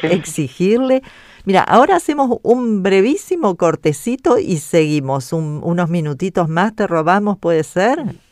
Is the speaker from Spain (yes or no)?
no; Argentina; hablando de nuestro país